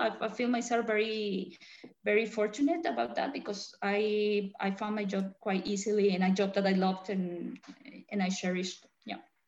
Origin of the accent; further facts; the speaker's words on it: Colombia; moved away as an adult; also born or lived in France / England / China; now in Germany; I'm originally from Colombia